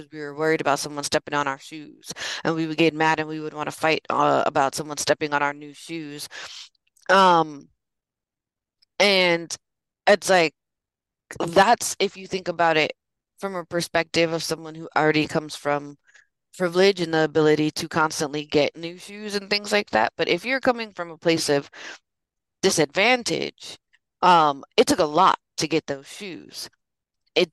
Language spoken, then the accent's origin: English; San Francisco, California, United States; my mom's born and raised in San Francisco, and so am